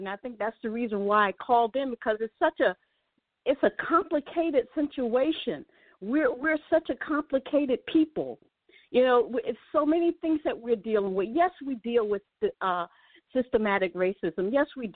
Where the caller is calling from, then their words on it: Jersey Shore, New Jersey, United States; also born or lived in Atlanta / Connecticut; I'm calling from the Jersey Shores